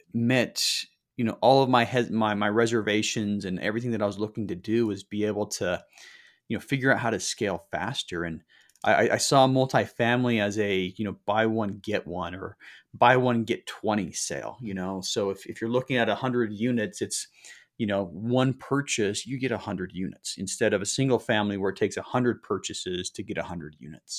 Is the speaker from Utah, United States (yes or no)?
yes; Salt Lake City, Utah, United States; moved away; also born or lived in Southern California; I grew up in Salt Lake City